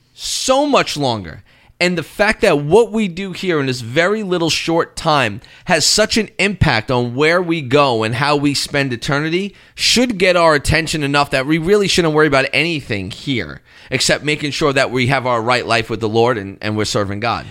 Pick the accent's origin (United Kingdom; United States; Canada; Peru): Canada; moved away; I'm a Canadian, eh?